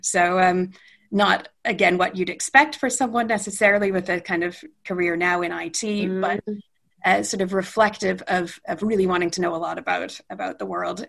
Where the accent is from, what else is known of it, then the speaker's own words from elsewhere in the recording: Edmonton, Alberta, Canada; moved away as an adult; also born or lived in London, United Kingdom / Calgary; now in Manchester, United Kingdom; I'm Canadian and spent my formative years in in really glorious Western Canada. I grew up in Edmonton